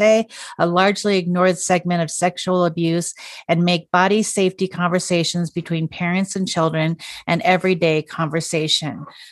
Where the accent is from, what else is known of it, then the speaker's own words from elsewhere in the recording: Montana, United States; we're from Montana